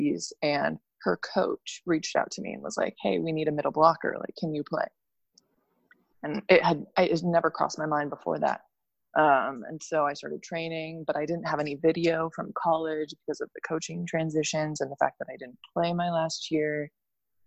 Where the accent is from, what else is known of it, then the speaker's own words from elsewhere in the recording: Montana, United States; moved away as an adult; also born or lived in Finland; I grew up in Montana